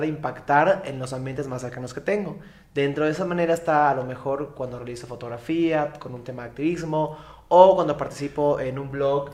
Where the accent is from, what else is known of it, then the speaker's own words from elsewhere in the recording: Mérida, Yucatán, Mexico; accent: Yucatecan; originario de Mérida, Yucatán, por eso se escuchan el acento como raro, no soy de otro país, soy yucateco